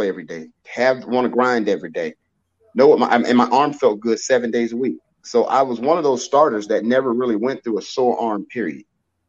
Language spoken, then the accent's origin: English; Avon Park, Florida, United States; my hometown, my little hometown in Avon Park, Florida